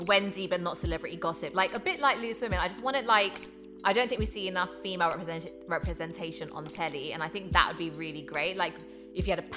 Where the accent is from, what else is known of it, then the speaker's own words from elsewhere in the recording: London, United Kingdom; also born or lived in Hackney; born in Hackney, brought up in Tottenham, from a working class background.